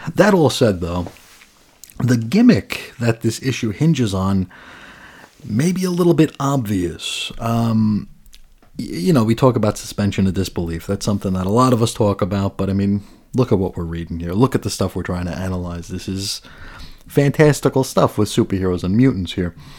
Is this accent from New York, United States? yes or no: yes; New York, United States; moved away as an adult; now in Arizona, United States; I grew up in New York, spent, you know, eighteen years out there